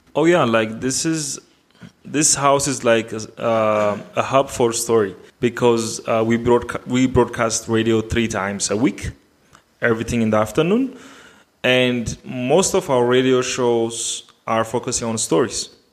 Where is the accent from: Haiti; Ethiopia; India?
Ethiopia; Addis Ababa; I am from Addis Ababa, Ethiopia